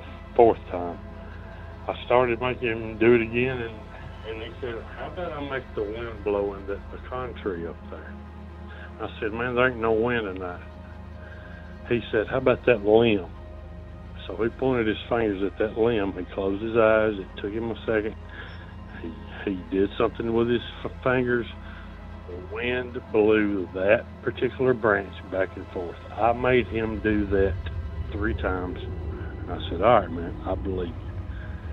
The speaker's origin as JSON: {"language": "English", "region": "North Alabama", "country": "United States", "said": "I'm from North Alabama"}